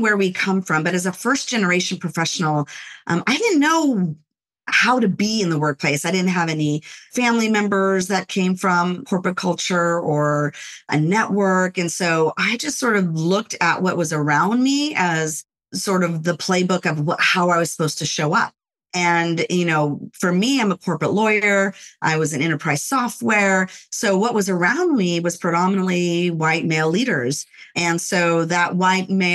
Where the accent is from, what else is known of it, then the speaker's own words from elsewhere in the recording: Los Angeles, California, United States; I grew up in the Los Angeles area, born in the city of Los Angeles, and I was raised there until I was around 5 or 6 years old